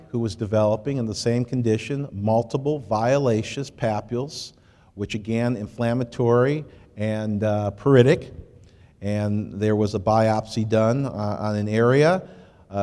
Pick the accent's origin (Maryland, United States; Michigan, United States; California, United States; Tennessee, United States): Michigan, United States; Detroit; I was born and raised in Detroit